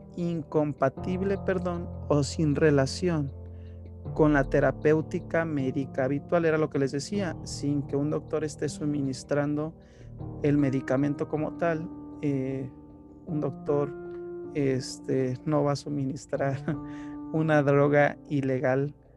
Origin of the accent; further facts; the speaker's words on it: Mexico; de aquí, de mi país de origen, de México